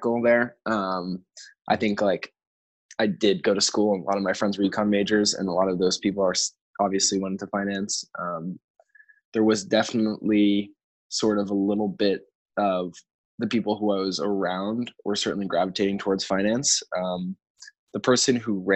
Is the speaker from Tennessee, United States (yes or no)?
no; New York City, New York, United States; also born or lived in Chicago; So I grew up in New York City.